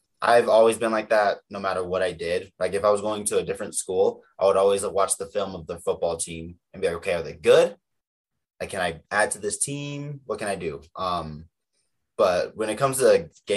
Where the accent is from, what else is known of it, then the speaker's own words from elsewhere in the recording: Las Vegas, Nevada, United States; also born or lived in Gunnison, Colorado; from Gunnison, Colorado, but I grew up in Vegas.